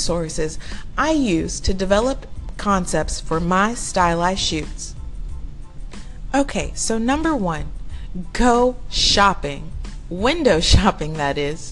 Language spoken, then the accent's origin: English; Houston, Texas, United States; my hometown, Houston, and surrounding areas